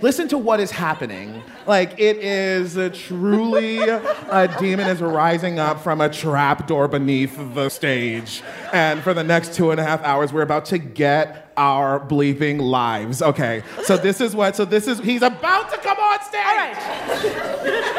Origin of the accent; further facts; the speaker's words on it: Baltimore, Maryland, United States; I'm from Baltimore